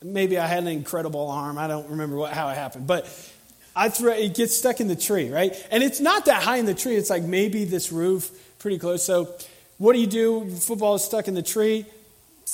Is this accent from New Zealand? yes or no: no; Tallahassee, Florida, United States; I'm from Tallahassee, and I work here.